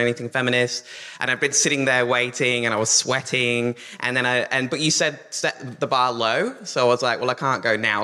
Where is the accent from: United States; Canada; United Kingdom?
United Kingdom; England; now in Australia; I'm actually English, but I've lived there since 2007